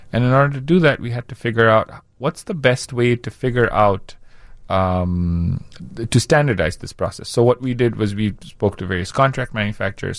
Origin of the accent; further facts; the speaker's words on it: India; now in Chicago, United States; growing up in India